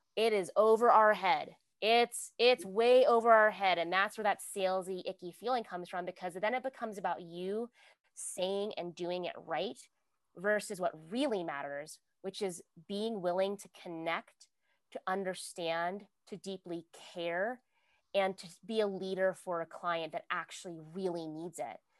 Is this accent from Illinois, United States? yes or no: no; Virginia, United States; I'm from Virginia. So I know hurricanes, like we have hurricane parties